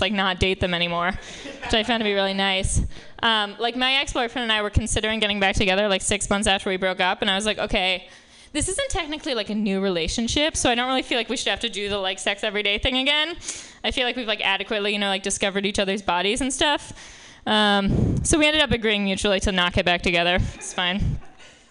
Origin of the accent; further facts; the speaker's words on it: New York, United States; I grew up in Manhattan